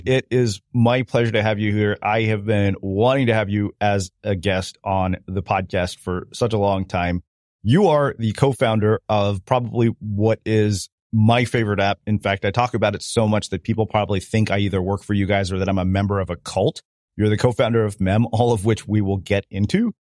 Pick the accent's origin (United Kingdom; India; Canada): Canada; Edmonton, Alberta; moved away; I grew up in Edmonton for four years.